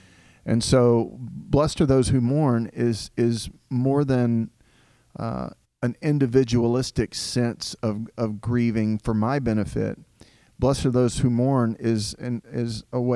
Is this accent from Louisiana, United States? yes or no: no; Southeast Texas, United States; also born or lived in Diana, Texas; I grew up in a rural Southern Baptist church in Southeast Texas